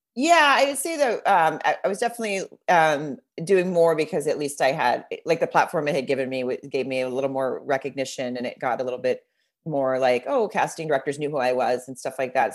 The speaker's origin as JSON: {"language": "English", "town": "Fayetteville", "region": "Arkansas", "country": "United States", "tie": "born or raised there", "moved": "yes", "said": "I grew up in Arkansas"}